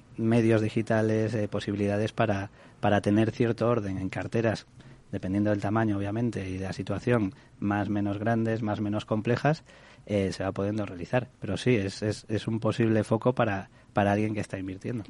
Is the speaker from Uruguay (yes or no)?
no; Galicia, Spain; yo, soy de Galicia